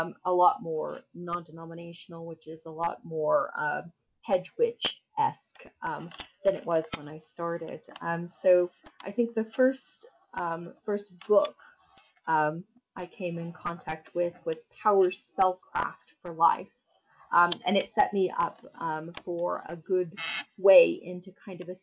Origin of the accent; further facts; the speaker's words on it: Northern Kentucky, United States; moved away as an adult; now in North Wales, United Kingdom; ways into spirituality that weren't offered to me growing up in Kentucky